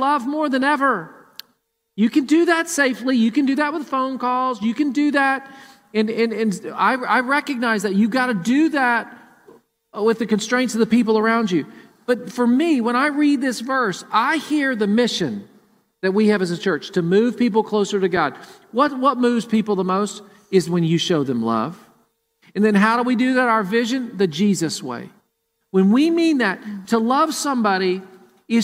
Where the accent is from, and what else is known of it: Murfreesboro, Tennessee, United States; born or raised there; now in Columbus, United States